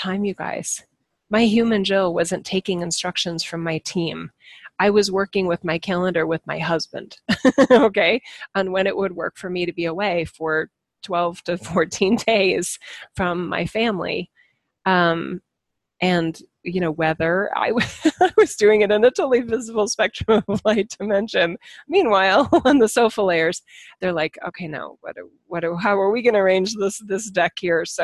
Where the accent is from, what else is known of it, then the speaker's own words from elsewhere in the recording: United States; as an American citizen